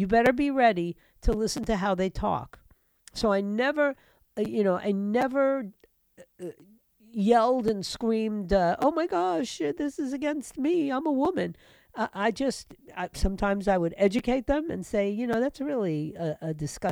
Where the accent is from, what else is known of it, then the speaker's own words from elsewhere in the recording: New York City, New York, United States; New York, my hometown, New York City